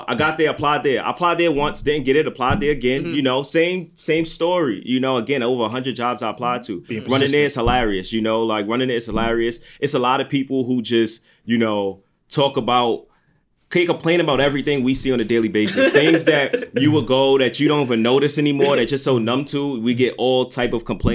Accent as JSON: {"language": "English", "region": "New York", "country": "United States", "said": "I'm from New York"}